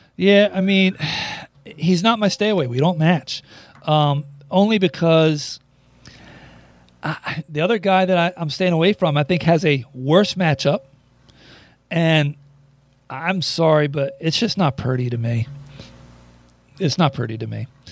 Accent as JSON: {"language": "English", "region": "New Jersey", "country": "United States", "tie": "born or raised there", "said": "I'm a Jerseyite. I'm born and raised in South Jersey."}